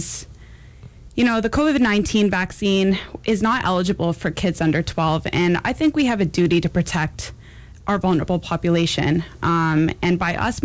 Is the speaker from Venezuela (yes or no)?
no; Canada; also born or lived in New York City, United States; now in Champaign-Urbana, United States; born and raised in Canada, and I just moved from New York City